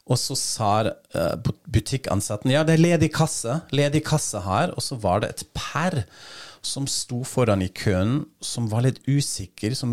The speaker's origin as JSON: {"language": "Norwegian", "country": "Germany", "said": "Fordi jeg er tysker og køer og denne misforståelsen"}